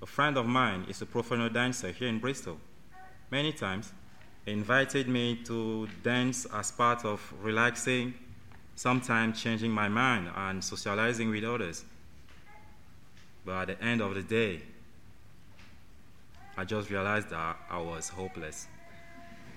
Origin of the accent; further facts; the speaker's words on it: Cameroon; now in United Kingdom; I'm from Cameroon